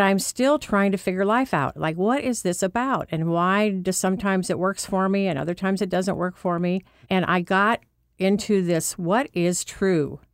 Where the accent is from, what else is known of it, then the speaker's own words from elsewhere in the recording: Orrville, Ohio, United States; also born or lived in Massillon, Ohio; my hometown is actually Orville, Ohio